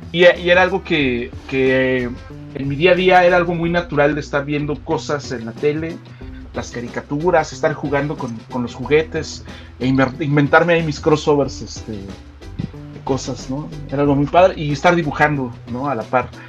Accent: Mexico City, Mexico; now in State of Mexico, Mexico; Y sí, sí, soy de la Ciudad de México. Eh, ahí nací, aunque ahorita radico en el en el, todavía más glorioso estado de México.

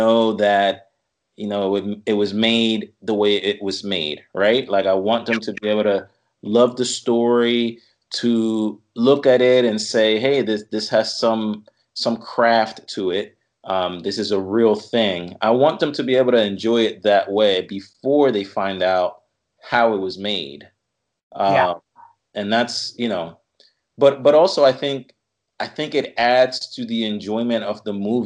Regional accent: Caguas, Puerto Rico; now in Philadelphia, United States; Born and raised in Caguas, Puerto Rico

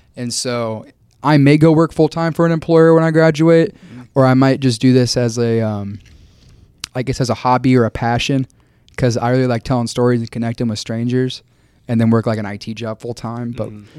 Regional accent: Wichita, Kansas, United States; moved away as an adult; also born or lived in Tampa, Florida; I grew up near McConnell Air Force

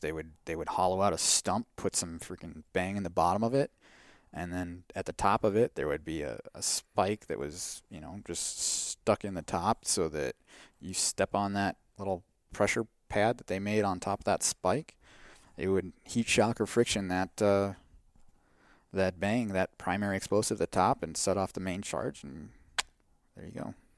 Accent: Wisconsin, United States; moved away as an adult; I grew up in Wisconsin where the cows outnumber the people

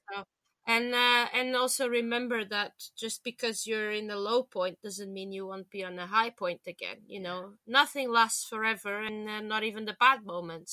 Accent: Lisbon, Portugal; now in London, United Kingdom; back in my hometown in in, in Lisbon

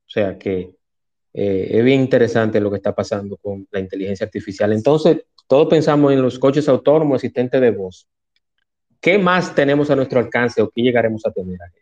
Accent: Dominican Republic; mi país, República Dominicana

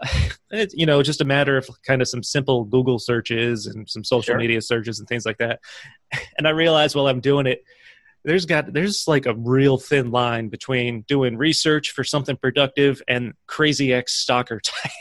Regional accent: Schenectady, New York, United States; moved away as an adult; also born or lived in South Carolina; No, I'm from Schenectady, and I moved away for a while, lived in South Carolina, and came back. Maybe it's been like 15 years ago now, I think.

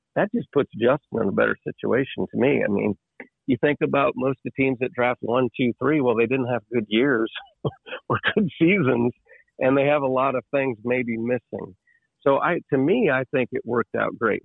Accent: Ohio, United States; I was born and raised in Ohio

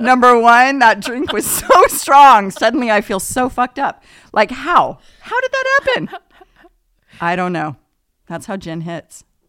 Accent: Oceanside, California, United States; moved away as an adult; also born or lived in Newport Beach, California; now in Los Osos, United States; Southern California is where I'm from, San Diego area. born in Newport Beach, migrated down there quickly. So, spent most of my life in, um, San Diego County, Oceanside, Carlsbad, Encinitas

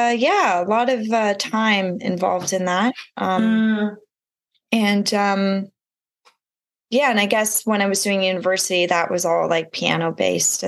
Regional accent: Ottawa, Ontario, Canada; moved away as an adult; also born or lived in Toronto, Canada / Australia; I grew up in Ottawa, Ontario

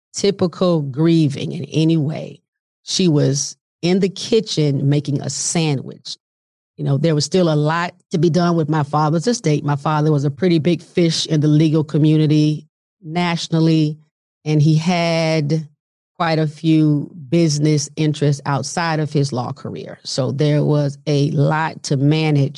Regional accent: Montgomery, Alabama, United States; moved away; we were in Montgomery, Alabama at the time. That's where my parents lived primarily and love my hometown

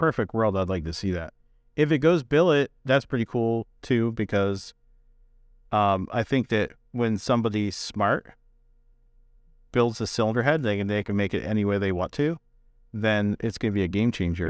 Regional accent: New Jersey, United States; I'm from Jersey

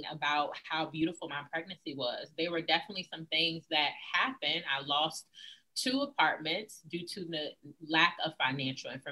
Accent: Virginia, United States; also born or lived in San Antonio, Texas; I grew up in a two-parent household. I am from Virginia

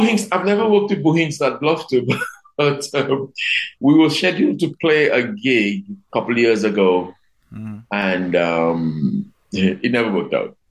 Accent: Dominica; also born or lived in London; of course I'm Dominican, but I consider myself to be a Caribbean person first

